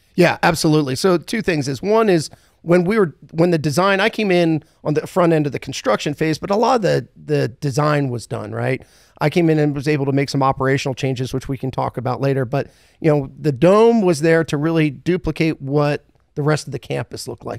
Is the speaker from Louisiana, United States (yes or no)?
no; Philadelphia, Pennsylvania, United States; moved away as an adult; also born or lived in South Carolina; now in Fort Worth, United States; I grew up in, uh, from originally Philadelphia, Pennsylvania. Um, grew up there